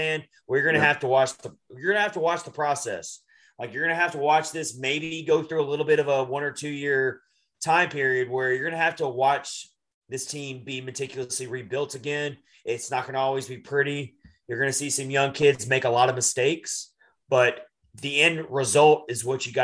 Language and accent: English; Nashville, Tennessee, United States; I'm from Nashville.